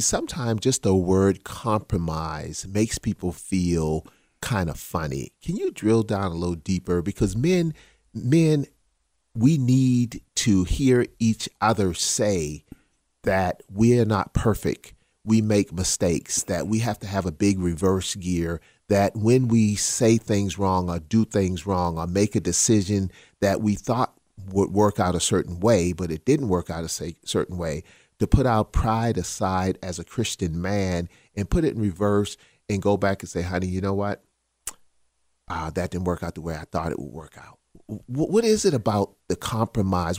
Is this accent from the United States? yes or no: yes; Charleston, South Carolina, United States; born or raised there; accent: South Carolina Geechee